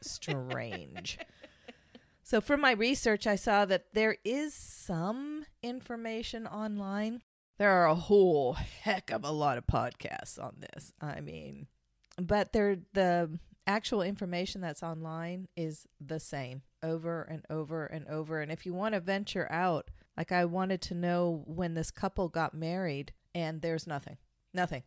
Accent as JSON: {"language": "English", "region": "Kansas", "country": "United States", "said": "I'm from Kansas"}